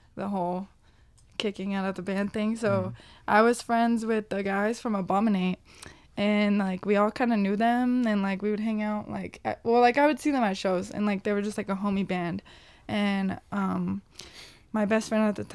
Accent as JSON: {"language": "English", "town": "Corona", "region": "California", "country": "United States", "tie": "born or raised there", "said": "when I grew up in Corona"}